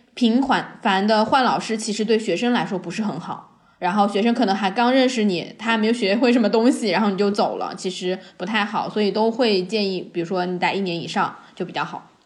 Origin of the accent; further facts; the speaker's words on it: China; 他们知道我是中国人